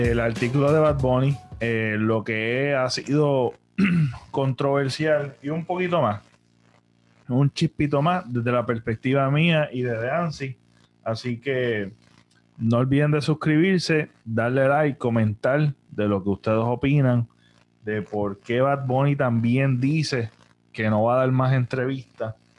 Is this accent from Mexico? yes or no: no; Puerto Rico; nosotros, que pues, somos una colonia de Estados Unidos